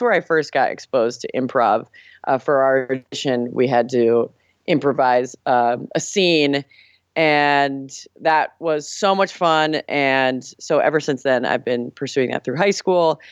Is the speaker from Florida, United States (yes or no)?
yes; Miami, Florida, United States; I am from the 305 where … is from, Miami, Florida.